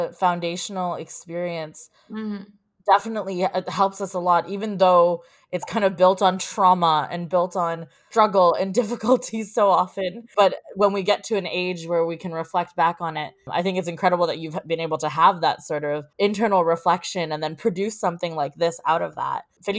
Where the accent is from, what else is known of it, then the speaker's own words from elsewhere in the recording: South Africa; I'm South African.